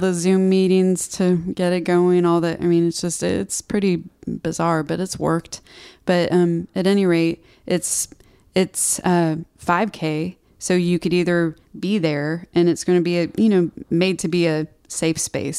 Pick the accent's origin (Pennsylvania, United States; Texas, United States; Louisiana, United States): Texas, United States; Houston; moved away as an adult; also born or lived in Austin, Texas; now in Nashville, United States; I grew up in Houston, which is like a concrete jungle